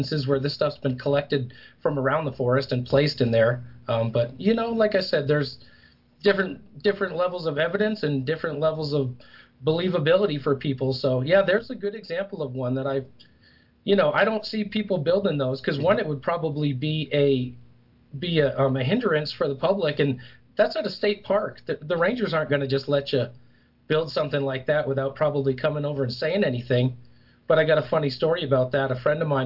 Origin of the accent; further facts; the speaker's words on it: New Hampshire, United States; now in Colorado, United States; I'm originally from New Hampshire.